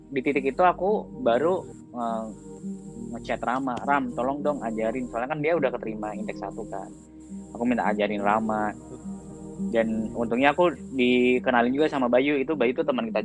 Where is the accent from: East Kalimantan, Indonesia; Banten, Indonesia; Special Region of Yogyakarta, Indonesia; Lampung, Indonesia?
Special Region of Yogyakarta, Indonesia; Yogyakarta; apa sebagai orang Jogja masuk UGM tuh kayak sebuah achievement